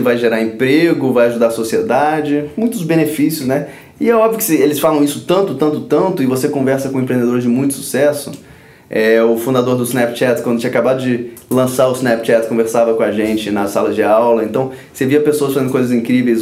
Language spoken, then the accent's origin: Portuguese; Brazil; also born or lived in Stanford, United States; o país onde eu nasci. Eu amo esse país, eu amo o Rio